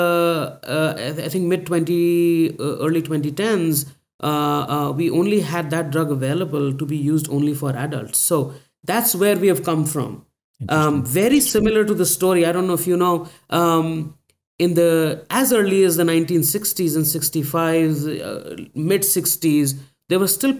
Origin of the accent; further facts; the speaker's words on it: India; my journey started long ago when I was growing up in India and surrounded by people who were suffering from thalassemia and sickle cell disease